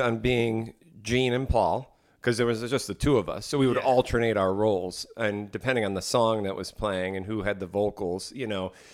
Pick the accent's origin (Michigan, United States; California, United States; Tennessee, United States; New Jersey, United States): New Jersey, United States; Morristown; growing up in Morristown, New Jersey